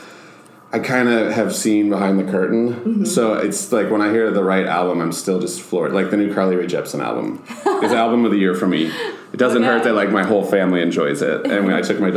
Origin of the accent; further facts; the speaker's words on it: Hopkins, Minnesota, United States; I grew up in Hopkins, which is like 20 minutes outside of the cities